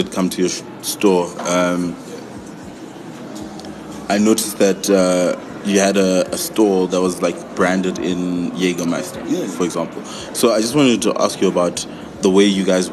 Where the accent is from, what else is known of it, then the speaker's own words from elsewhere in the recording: Soweto, Gauteng, South Africa; I grew up in Soweto